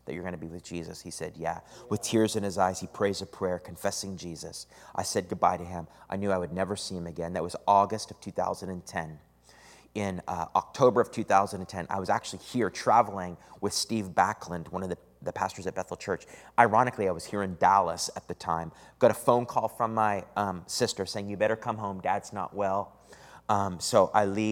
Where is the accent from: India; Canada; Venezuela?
Canada; Eastern Canada; moved away as an adult; also born or lived in Redding, California; now in San Antonio, United States; Every summer, I would go back to Canada. That's where I'm from Eastern Canada